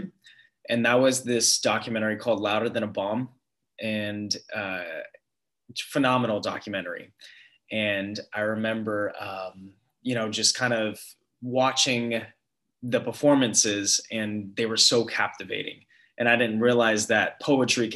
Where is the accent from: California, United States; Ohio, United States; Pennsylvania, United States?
California, United States; San Diego; also born or lived in Los Angeles; born and raised in San Diego and moved up to LA for college